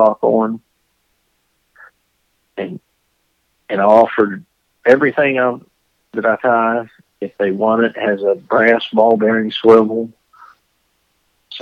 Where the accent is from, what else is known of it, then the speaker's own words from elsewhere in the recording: Jane Lew, West Virginia, United States; I'm from Jane Lou, West Virginia, which is a town of, well, we have no stoplights.